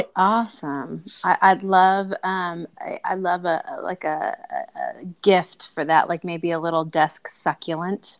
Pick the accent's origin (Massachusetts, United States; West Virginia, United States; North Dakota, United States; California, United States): California, United States; Bakersfield; moved away as an adult; also born or lived in Kansas / Chicago, Illinois; now in Nashville, United States; Bakersfield is my hometown